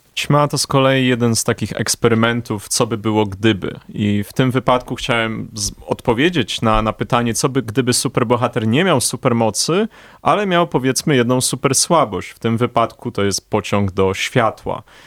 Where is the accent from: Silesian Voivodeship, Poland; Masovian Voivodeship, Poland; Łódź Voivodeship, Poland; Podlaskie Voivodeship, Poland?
Masovian Voivodeship, Poland; Warsaw; obaj jesteśmy warszawiakami od urodzenia, z krwi i kości